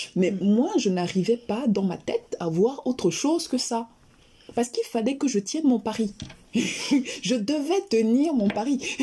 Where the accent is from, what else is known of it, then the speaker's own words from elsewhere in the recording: Yaoundé, Centre, Cameroon; Alors, je suis originaire du Cameroun. Je suis née et j'ai grandi à Yaoundé